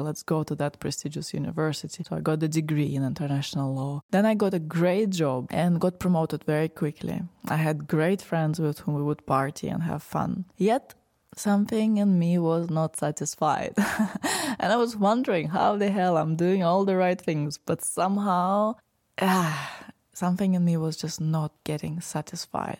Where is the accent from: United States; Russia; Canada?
Russia; Moscow; So, I was born in Russia, in Moscow. I lived all my life, most of my life, in the city